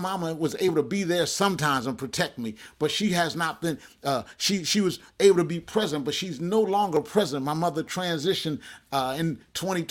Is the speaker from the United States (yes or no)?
yes; Jersey Shore, New Jersey, United States; I remember growing up on the Jersey Shore